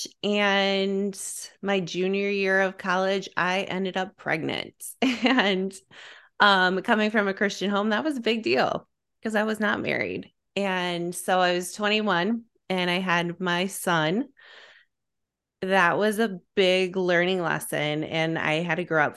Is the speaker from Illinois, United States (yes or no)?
yes; Illinois, United States; born and raised in Illinois, blue collar family